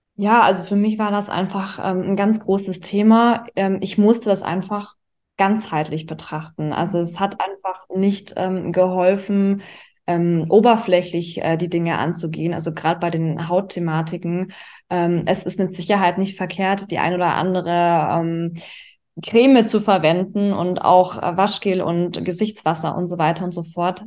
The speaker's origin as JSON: {"language": "German", "town": "Augsburg", "region": "Bavaria", "country": "Germany", "tie": "born or raised there", "moved": "yes", "lives_now": "Düsseldorf, Germany", "said": "komme gebürtig aus Augsburg, das ist in Bayern und lebe aktuell in Düsseldorf"}